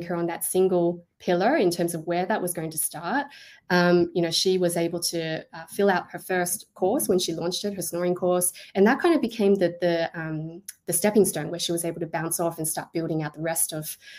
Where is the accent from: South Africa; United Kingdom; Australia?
Australia; I am Australian